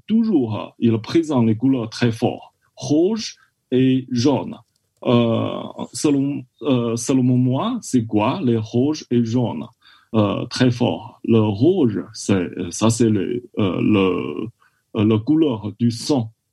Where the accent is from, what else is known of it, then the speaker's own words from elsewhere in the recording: China; French is a second language; moved away; je viens de la Chine